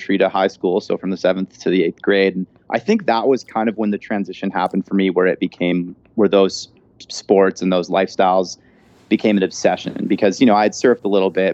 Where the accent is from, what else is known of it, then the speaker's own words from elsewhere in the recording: Vancouver, British Columbia, Canada; now in Whistler, Canada; So I grew up in Vancouver, British Columbia, and now I live in Whistler, British Columbia